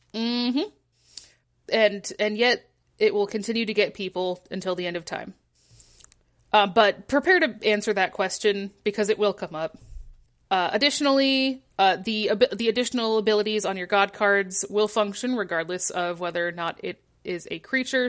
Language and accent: English; Michigan, United States; moved away; I'm from Michigan